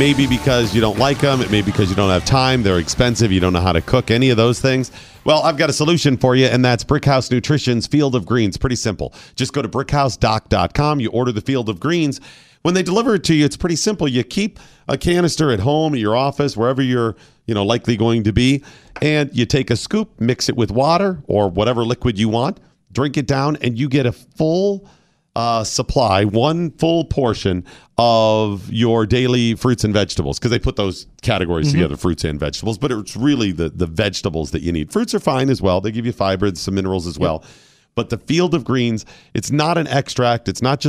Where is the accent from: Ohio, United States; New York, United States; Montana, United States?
Ohio, United States; born there; because I was born in Ohio.